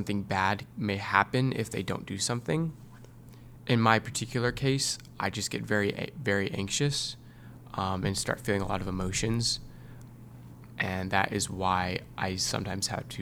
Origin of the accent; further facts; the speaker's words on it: Northern Virginia, United States; I'm from Northern Virginia